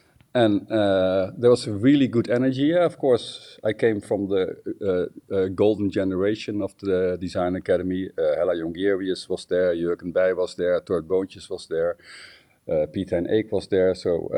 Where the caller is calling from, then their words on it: Rotterdam, South Holland, Netherlands; I'm joining you from Rotterdam, the Netherlands.